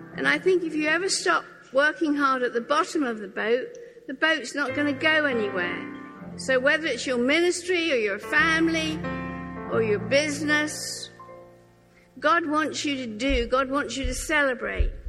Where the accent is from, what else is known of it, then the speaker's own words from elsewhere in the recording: Norfolk Broads, East of England, United Kingdom; I grew up on the Norfolk Broad, so rowing was like a kind of a given.